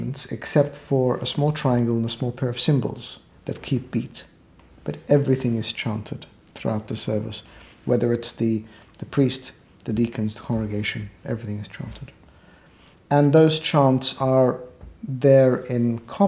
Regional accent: Australia; moved away as an adult; also born or lived in Egypt / United Kingdom; now in London, United Kingdom; I was born in Egypt, and we migrated as a family to Australia, where I lived all my childhood, adolescent life, my early adult years

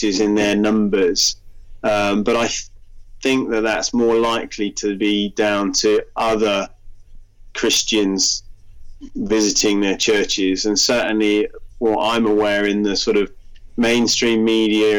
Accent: United Kingdom; now in Stockholm, Sweden; as a British person living in Sweden

